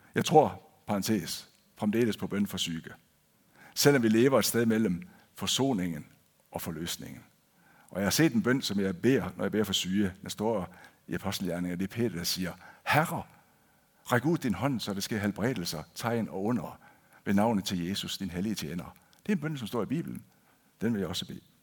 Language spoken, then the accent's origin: Danish; Denmark; first language Danish; moved away as an adult; now in Kristiansand, Norway; jeg er født og opvokset i Danmark.